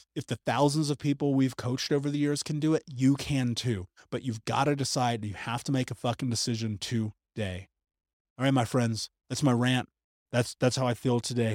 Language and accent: English; United States; growing up in America